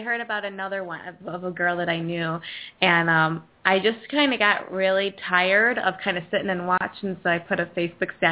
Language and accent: English; Lake Zurich, Illinois, United States; I'm from Zurich.